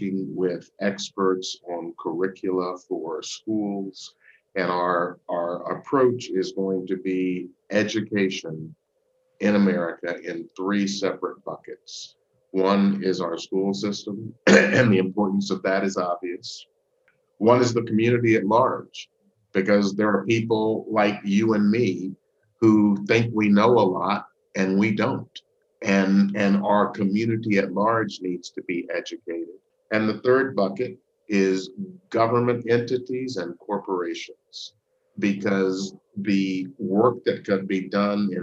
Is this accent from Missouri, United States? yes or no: no; Memphis, Tennessee, United States; I grew up in Memphis, Tennessee